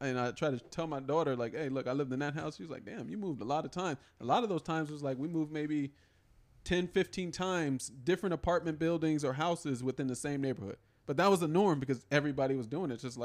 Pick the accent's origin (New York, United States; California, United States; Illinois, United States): California, United States; San Diego; growing up in San Diego